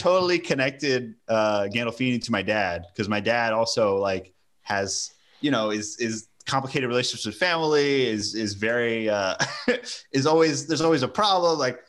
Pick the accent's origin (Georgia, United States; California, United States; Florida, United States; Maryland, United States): Maryland, United States; Baltimore; moved away as an adult; now in Los Angeles, United States; I'm from Baltimore